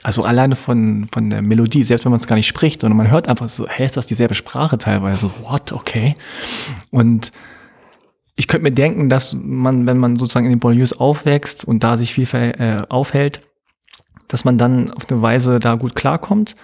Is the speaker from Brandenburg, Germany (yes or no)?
no; Hanover, Lower Saxony, Germany; now in Berlin, Germany; in Hannover, wo ich aufgewachsen